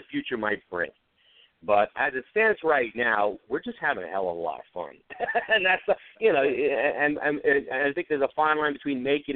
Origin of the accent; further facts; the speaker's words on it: New Jersey, United States; I grew up in Jersey